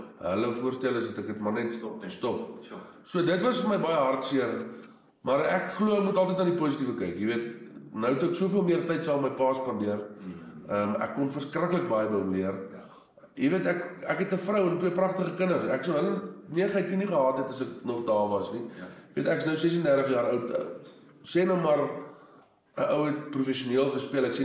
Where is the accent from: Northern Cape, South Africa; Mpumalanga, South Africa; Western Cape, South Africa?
Mpumalanga, South Africa; Standerton; ek is ook al die eh, die vierde generasie op op op, op Standerton. My ou grootjie het hier laat 40s, 1950s wêreld hier aangekom.